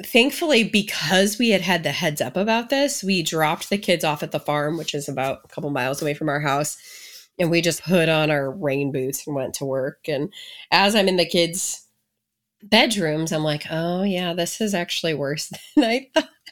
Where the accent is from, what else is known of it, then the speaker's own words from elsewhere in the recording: St. Louis, Missouri, United States; moved away; I grew up in the Saint Louis area.